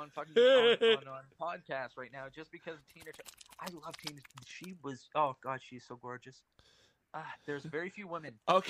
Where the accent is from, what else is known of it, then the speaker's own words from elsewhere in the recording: Canada; I'm Canadian.